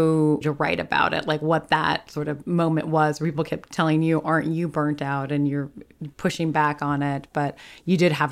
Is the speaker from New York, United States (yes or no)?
yes; New York City, New York, United States; I'm from New York City.